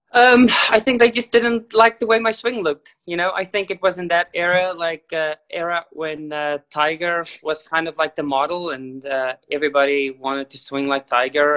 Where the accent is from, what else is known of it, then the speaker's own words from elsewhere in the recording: South Africa; I was born in South Africa